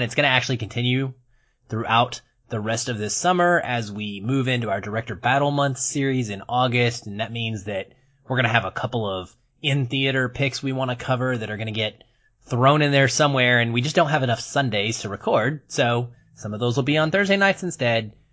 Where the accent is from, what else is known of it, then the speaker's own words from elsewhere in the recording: United States; I'm American